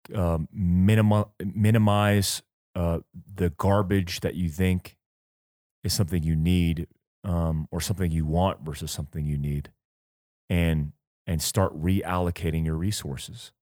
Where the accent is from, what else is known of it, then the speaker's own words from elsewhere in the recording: United States; we grew up in America